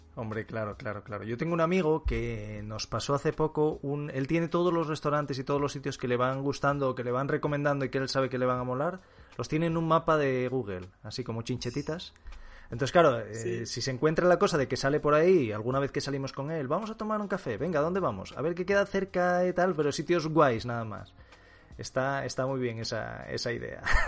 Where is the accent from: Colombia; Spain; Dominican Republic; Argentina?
Spain; Asturias; moved away as an adult; now in Madrid, Spain; yo soy asturiano